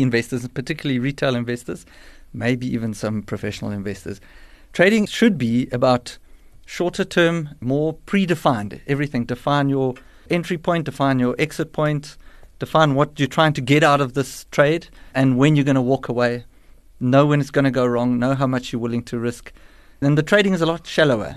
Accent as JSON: {"language": "English", "town": "Johannesburg", "region": "Gauteng", "country": "South Africa", "tie": "born or raised there", "said": "I'm a Joburg born and bred"}